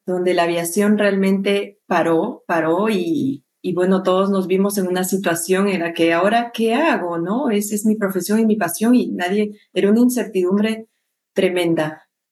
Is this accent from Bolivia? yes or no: yes; Cochabamba, Bolivia; moved away as an adult; now in Peru; yo soy de Bolivia